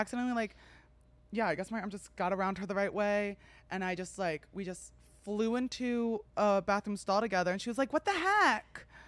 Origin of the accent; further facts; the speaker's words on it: New Jersey, United States; I'm from New Jersey